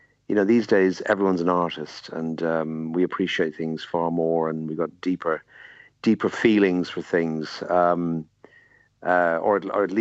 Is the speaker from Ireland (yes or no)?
yes; Dublin, Leinster, Ireland; I grew up in Dublin in the 60s, 70s